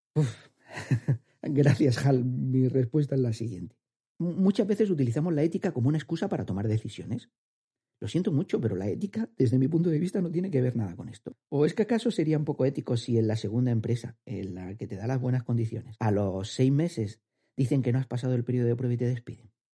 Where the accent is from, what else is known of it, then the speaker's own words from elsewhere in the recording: Andalusia, Spain; accent: andaluz; mi acento andaluz